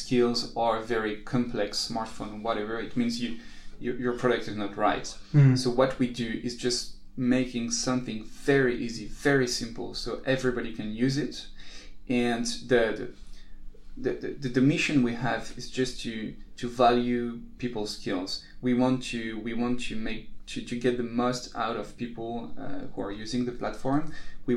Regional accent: Paris, Île-de-France, France; we're from Paris

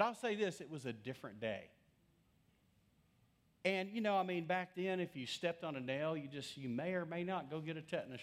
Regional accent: Lubbock, Texas, United States; growing up in West Texas, I grew up in Lubbock in the early days.

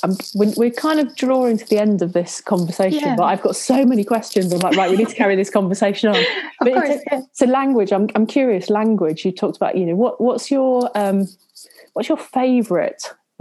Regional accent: Worcestershire, West Midlands, United Kingdom; now in Scotland, United Kingdom; my accent is not Scottish, well spotted. My parents, my family all live down in the Midlands in Worcestershire.

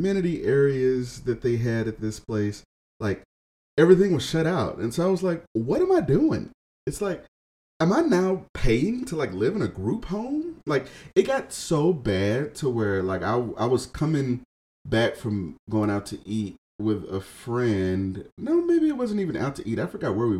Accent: Houston, Texas, United States; moved away as an adult; also born or lived in Austin, Texas / Dallas, Texas / Seattle, Washington; now in Detroit, United States; moving back to my hometown, which is Houston, Texas

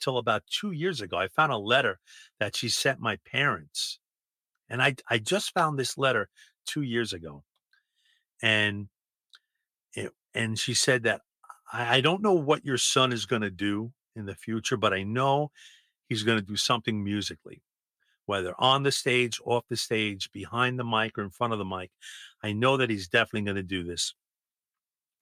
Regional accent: New York City, New York, United States; I was from Brooklyn.

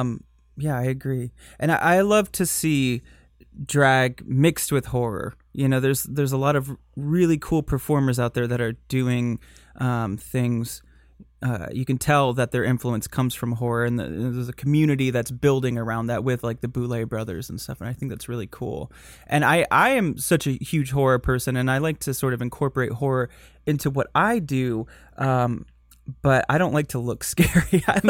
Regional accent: Michigan, United States; accent: Michigan; I grew up in Michigan

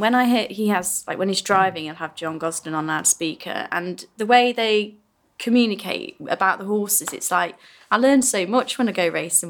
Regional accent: Nottingham, East Midlands, United Kingdom; I'm actually from Nottingham

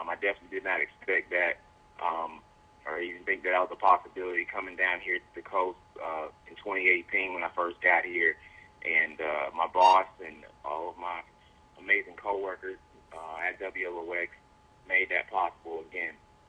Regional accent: Tallahassee, Florida, United States; moved away as an adult; also born or lived in Pennsylvania; now in South Mississippi, United States; coming from Tallahassee, Florida, where you got Florida State, you got Florida A&M, you got Tallahassee Community College, my hometown, and then moving to Pennsylvania

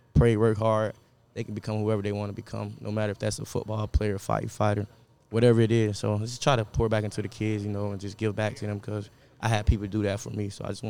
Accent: Belle Glade, Florida, United States; moved away; I'm from Belgrade, Florida.

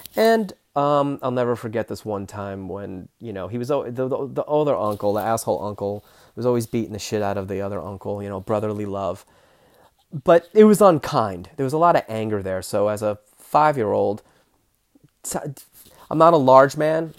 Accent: New York, United States; I was born in New York, Queens, New York

